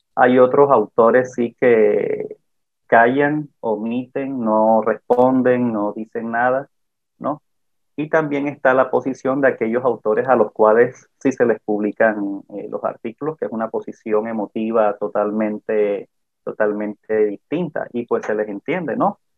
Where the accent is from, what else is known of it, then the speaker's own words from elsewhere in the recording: Caribbean Region, Colombia; yo soy del Caribe colombiano